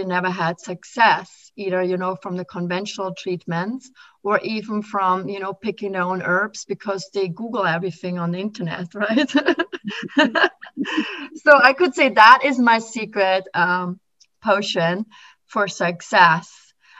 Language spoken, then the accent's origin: English; Austria; moved away as an adult; now in Philadelphia, United States; when I came from Austria to America.